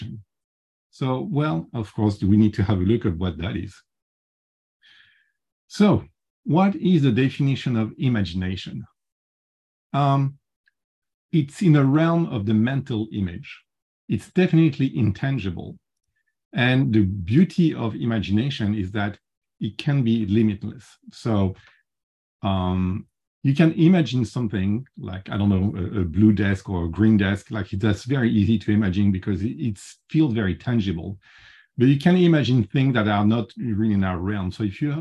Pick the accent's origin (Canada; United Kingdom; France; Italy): France; accent: French; English is a second language; I'm French and I can't get rid of my French accent